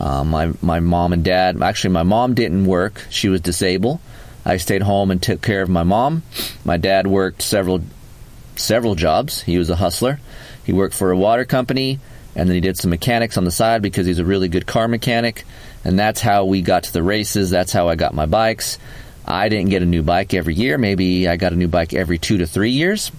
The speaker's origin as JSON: {"language": "English", "country": "United States", "said": "We're American"}